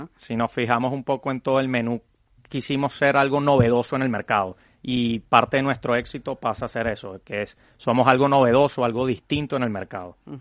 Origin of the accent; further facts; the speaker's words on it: Venezuela; now in Madrid, Spain; nosotros somos una familia de venezolanos que llegamos en el 2016 a, España